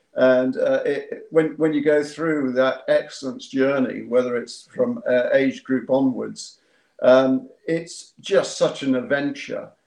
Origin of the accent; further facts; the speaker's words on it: Yapton, South East England, United Kingdom; I'm from Yapton, mm. West Sussex